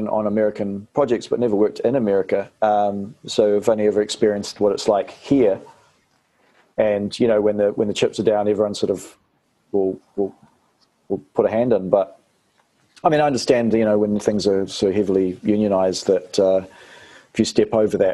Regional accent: New Zealand; accent: Kiwi; also born or lived in Australia; I'd come back with a Kiwi accent

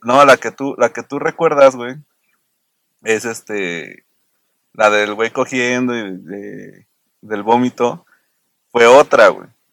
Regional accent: Querétaro, Mexico; yo soy de Querétaro

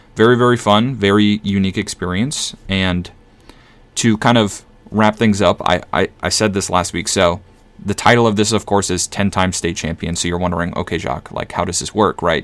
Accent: Minnesota, United States; born or raised there

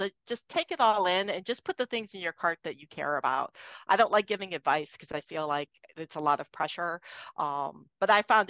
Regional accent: East Coast, United States; I'm from the East Coast. So I was out in Boston.

